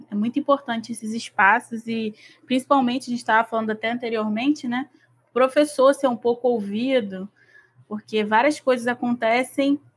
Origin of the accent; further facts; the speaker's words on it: São Gonçalo, Rio de Janeiro, Brazil; eu sou de São Gonçalo, Como... eu tenho é, 27 anos.